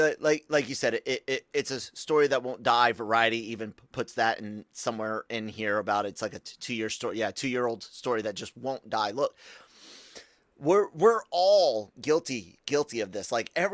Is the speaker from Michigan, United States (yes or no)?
no; Tacoma, Washington, United States; born there; I was born in Tacoma, Washington, Pierce County, Washington, on Fort Lewis.